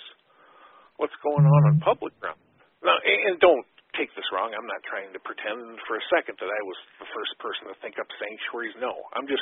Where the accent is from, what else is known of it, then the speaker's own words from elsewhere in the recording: Wisconsin, United States; in my home state of Wisconsin, growing up, everybody and their brother and sister hunted.